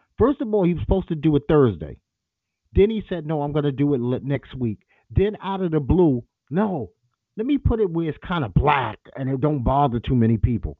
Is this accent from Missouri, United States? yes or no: no; New York City, New York, United States; I grew up, for the first 15 years of my life, it was Reed Avenue.